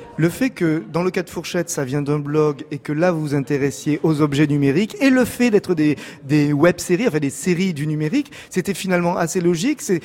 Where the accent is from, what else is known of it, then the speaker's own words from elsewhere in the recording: France; chez nous en France